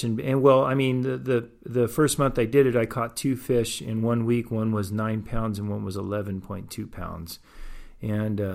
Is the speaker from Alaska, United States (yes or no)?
no; Port Hueneme, California, United States; I grew up in Port Hueneme, Oxnard area.